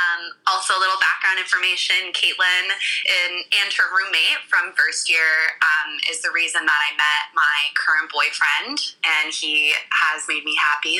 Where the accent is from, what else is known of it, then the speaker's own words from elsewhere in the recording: Los Angeles, California, United States; moved away; also born or lived in Canada; I'm originally from Los Angeles